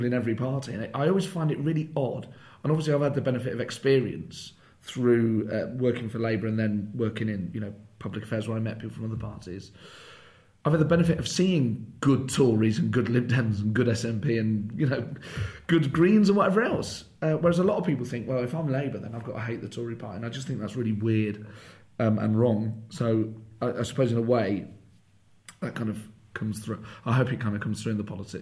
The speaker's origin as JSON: {"language": "English", "town": "Nottingham", "region": "East Midlands", "country": "United Kingdom", "tie": "born or raised there", "moved": "yes", "said": "I grew up in Nottingham"}